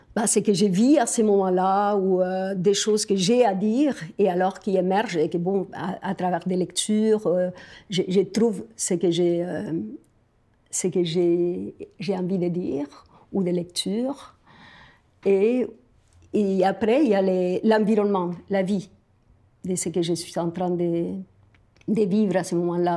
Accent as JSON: {"language": "French", "country": "Argentina", "moved": "yes", "said": "je viens de l'Argentine"}